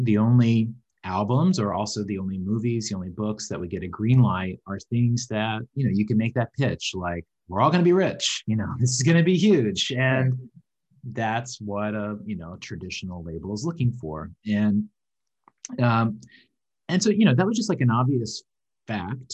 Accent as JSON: {"language": "English", "region": "Southwest Virginia", "country": "United States", "tie": "born or raised there", "also_born_or_lived": "New York", "moved": "as an adult", "lives_now": "Vancouver, Canada", "said": "I grew up in Southwest Virginia. I grew up on a farm"}